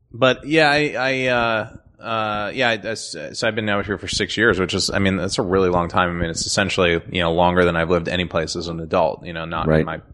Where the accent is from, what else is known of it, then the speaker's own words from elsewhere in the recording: Bergen County, New Jersey, United States; moved away as an adult; also born or lived in Philadelphia area; now in Los Angeles, United States; I grew up in New Jersey.